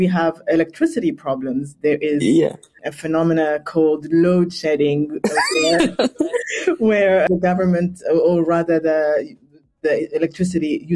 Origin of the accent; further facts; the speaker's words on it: Addis Ababa, Ethiopia; also born or lived in France / Kenya; now in South Africa; I was born in Addis and grew up in an extremely Pan-African manner